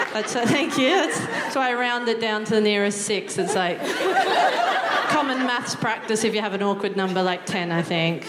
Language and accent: English; Newcastle, New South Wales, Australia; moved away as an adult; now in United Kingdom; I'm from um, Newcastle, which is just north of Sydney.